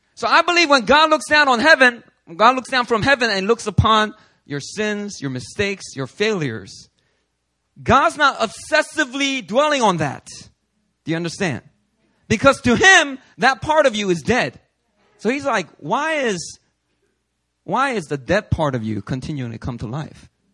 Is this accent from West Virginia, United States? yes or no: no; Philadelphia, Pennsylvania, United States; now in New York, United States; growing up in Philly